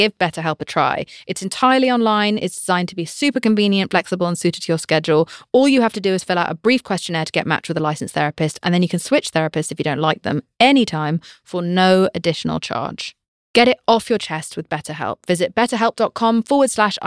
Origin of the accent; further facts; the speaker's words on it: United Kingdom; I'm British.